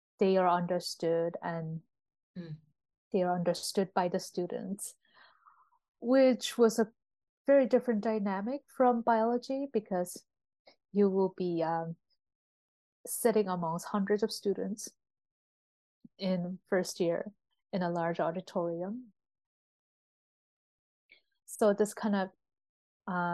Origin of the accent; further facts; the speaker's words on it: Berlin, Germany; moved away; also born or lived in Seoul, South Korea; I was born in Berlin. And so I grew up reading a lot of German children's literature